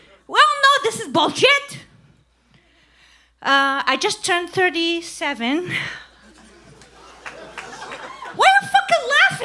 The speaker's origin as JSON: {"language": "English", "country": "Iraq", "tie": "born or raised there", "moved": "as an adult", "lives_now": "United States", "said": "I grew up in Iraq"}